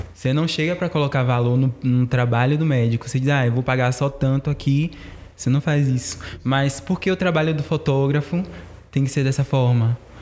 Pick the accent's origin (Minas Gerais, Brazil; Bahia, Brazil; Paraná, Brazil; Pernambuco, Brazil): Bahia, Brazil; Cidade Baixa, Ribeira; sou da Cidade Baixa, Ribeira